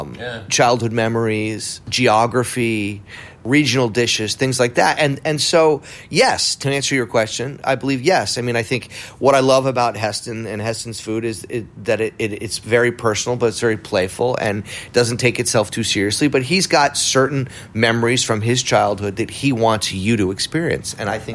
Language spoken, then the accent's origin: English; New England, United States; We ate a lot of donuts growing up. I mean, I come from New England, where donuts have always enjoyed a place.